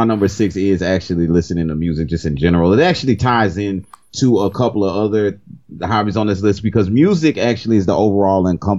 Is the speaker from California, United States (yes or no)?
no; Cajun, Louisiana, United States; I'm Cajun.